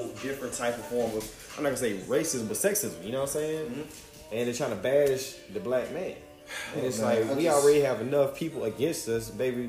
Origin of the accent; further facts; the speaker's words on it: Georgia, United States; I'm from Georgia